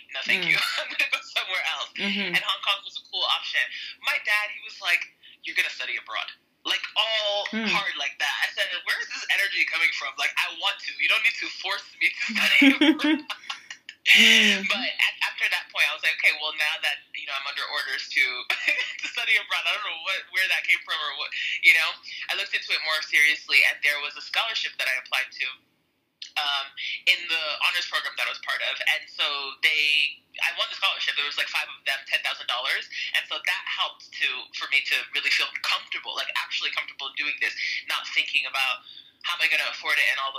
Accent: United States; moved away as an adult; now in Mexico; So my parents are Nigerian. I'm Nigerian-American.

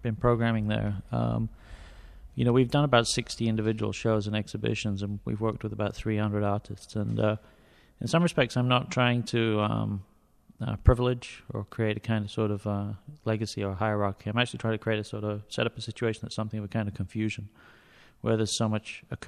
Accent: near Manchester, North West England, United Kingdom; I grew up near Manchester in England.

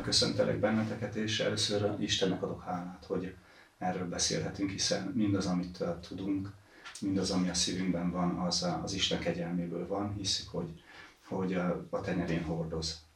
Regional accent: Transylvania, Székely Land, Romania; also born or lived in Balaton, Hungary; now in Hungary; Erdélyből származom, Székelyföldről

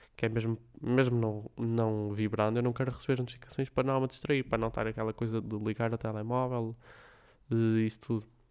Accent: Braga, Norte, Portugal; Braga, a minha terra, eu vivo aqui desde que nasci

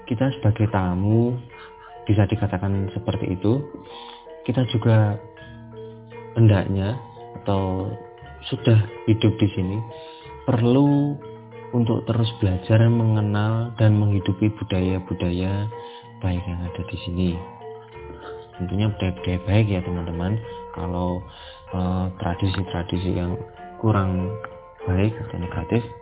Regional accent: East Java, Indonesia; now in Jakarta, Indonesia; sebenarnya saya bukanlah orang asli Jakarta saya berasal dari Jawa Timur.

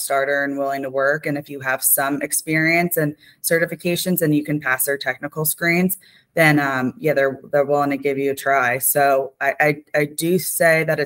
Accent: New Jersey, United States; I lived 30 minutes from West Point. I'm from New Jersey

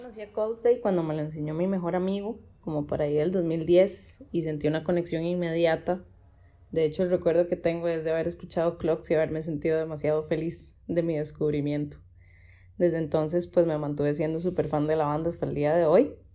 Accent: Costa Rica

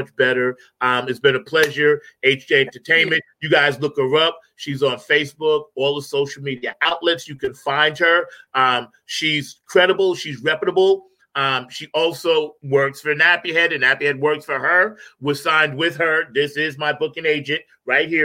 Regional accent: New York City, New York, United States; my hometown, New York City

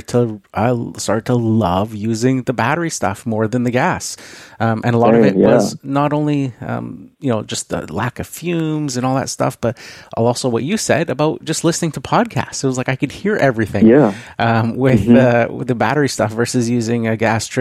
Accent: Canada; being a Canadian

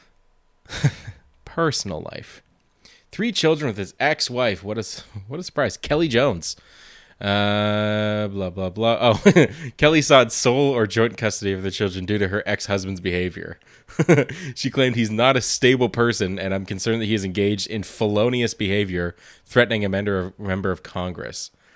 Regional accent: Montreal, Quebec, Canada; I'm from Montreal

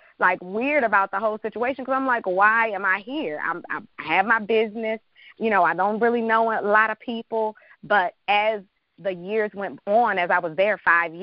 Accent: Washington, District of Columbia, United States; moved away as an adult; also born or lived in Chicago; I'm from Washington, D.C., born and raised.

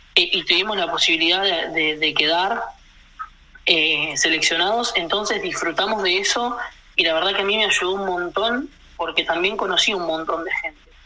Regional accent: Allen, Río Negro, Argentina; also born or lived in Buenos Aires; now in Allen, Argentina; Hoy vivo en la ciudad donde mis papás empezaron a trabajar. Eh, yo me mudé de donde viven ellos y me vine a la ciudad de Allen

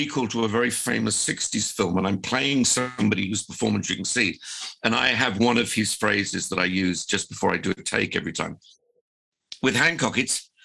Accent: Birmingham, West Midlands, United Kingdom; also born or lived in Bristol; I was born in Bristol, you know, a coastal town, and grew up in Birmingham

